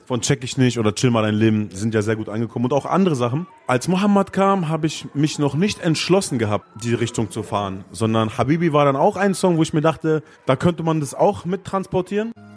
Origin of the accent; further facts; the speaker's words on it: Gifhorn, Lower Saxony, Germany; in der Plattenkiste gearbeitet in Gifhorn, wo ich groß geworden bin